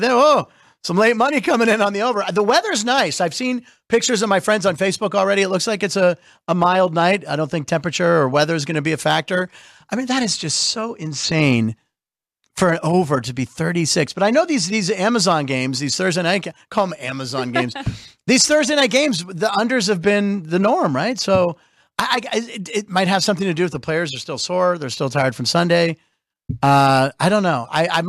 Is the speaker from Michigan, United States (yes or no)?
no; Pittsburgh, Pennsylvania, United States; I'm from Pittsburgh.